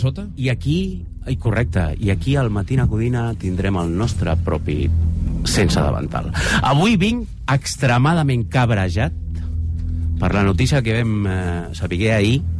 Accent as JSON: {"language": "Catalan", "area": "Baix Llobregat", "region": "Catalonia", "country": "Spain", "said": "jo, que soc del Baix Llobregat"}